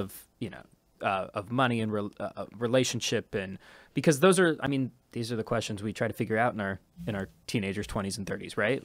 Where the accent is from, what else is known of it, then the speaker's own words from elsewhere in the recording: Ohio, United States; now in New York, United States; being from Ohio